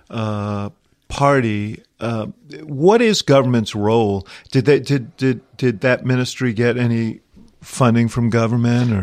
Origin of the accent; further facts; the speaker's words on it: Illinois, United States; my home state, uh, of Illinois